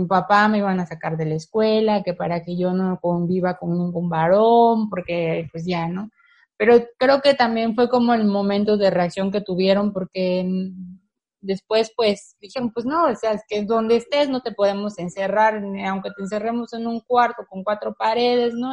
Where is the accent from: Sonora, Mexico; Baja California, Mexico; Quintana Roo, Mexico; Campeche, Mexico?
Campeche, Mexico; soy del, del Campeche, específicamente de la ciudad de Campeche